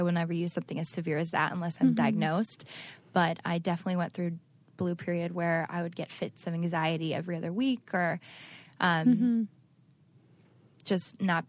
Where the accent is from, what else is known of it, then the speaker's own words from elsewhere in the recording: Cleveland, Ohio, United States; So to give you a little background, I grew up in Ohio, Cleveland, Ohio, but my parents moved 17 times before college.